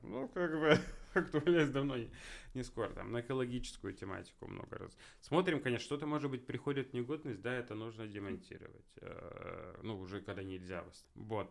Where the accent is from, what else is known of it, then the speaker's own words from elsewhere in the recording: Yekaterinburg, Sverdlovsk Oblast, Russia; там я родился вообще на Гагарина